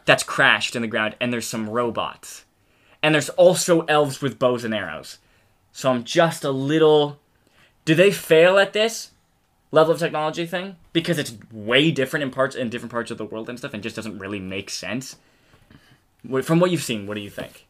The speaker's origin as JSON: {"language": "English", "country": "United States", "accent": "American", "said": "speaking American accent"}